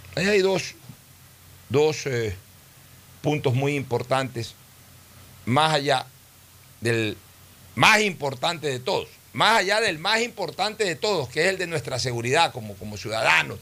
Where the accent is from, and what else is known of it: Ecuador